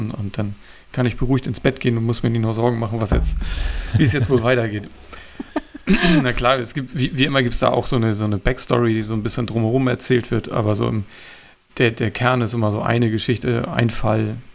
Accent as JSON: {"language": "German", "town": "Kiel", "region": "Schleswig-Holstein", "country": "Germany", "tie": "born or raised there", "said": "ich dachte, ich sehe jetzt noch ein bisschen was von meiner Heimatstadt"}